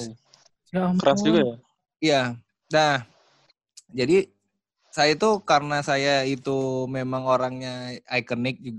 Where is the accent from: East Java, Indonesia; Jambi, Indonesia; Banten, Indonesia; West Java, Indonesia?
Jambi, Indonesia; Kalau suku anak dalam itu kan memang ada di Jambi, cuman tepatnya banget tuh memang di daerah saya sebenarnya.